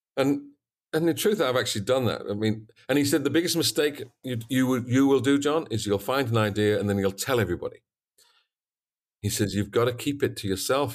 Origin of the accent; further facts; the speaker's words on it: Yorkshire and the Humber, United Kingdom; moved away as an adult; also born or lived in North Carolina; I come from East Yorkshire, worked on a very big farm, 250 sow unit